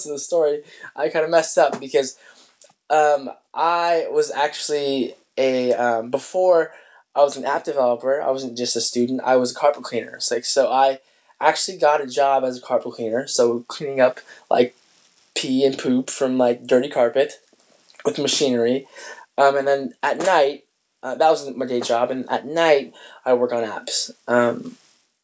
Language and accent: English; Spokane, Washington, United States; moved away; I was in my hometown of Spokane, Washington